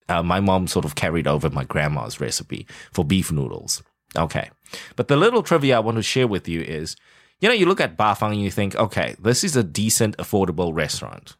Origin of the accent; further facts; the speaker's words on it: South Africa; moved away; growing up in South Africa